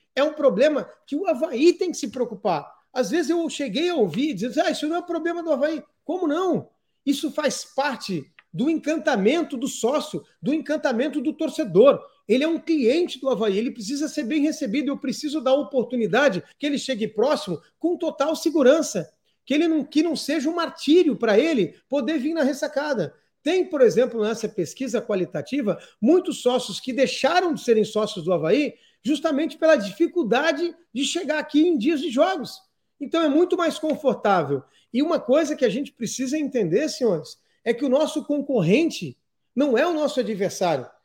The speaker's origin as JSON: {"language": "Portuguese", "town": "Criciúma", "region": "Santa Catarina", "country": "Brazil", "tie": "born or raised there", "said": "sou natural de Criciúma, sou filho de Santa Catarina"}